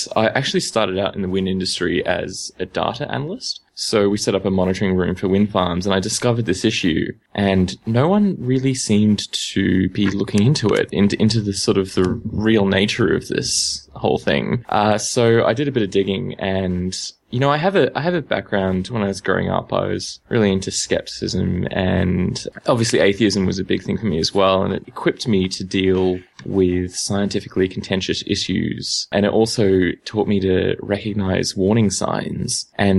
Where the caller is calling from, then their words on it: Sydney, New South Wales, Australia; I'm calling from Sydney.